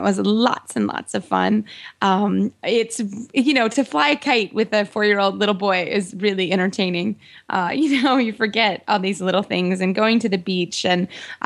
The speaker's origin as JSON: {"language": "English", "region": "the South", "country": "United States", "said": "I'm from the South"}